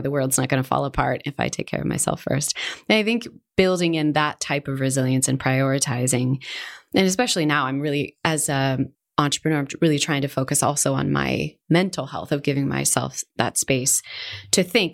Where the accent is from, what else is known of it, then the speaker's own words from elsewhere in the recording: Seattle, Washington, United States; moved away as an adult; also born or lived in California; now in Spain; I grew up in Seattle.